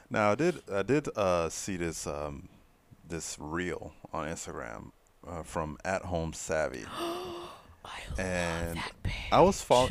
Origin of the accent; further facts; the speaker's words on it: Fort Lauderdale, Florida, United States; I'm from Fort Lauderdale